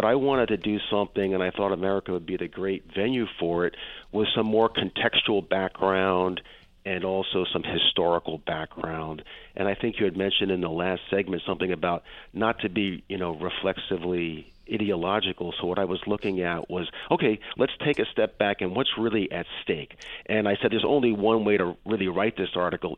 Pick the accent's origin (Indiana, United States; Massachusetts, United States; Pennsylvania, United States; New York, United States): Massachusetts, United States; Western; now in California, United States; I have half my life on the East Coast and half my life on the West Coast, so here in California, but I grew up in Western Massachusetts